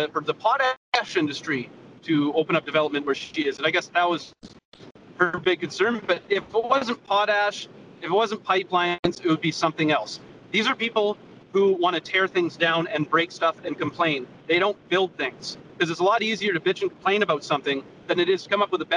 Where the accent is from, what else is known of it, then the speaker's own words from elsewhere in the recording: Canada; we're all Canadian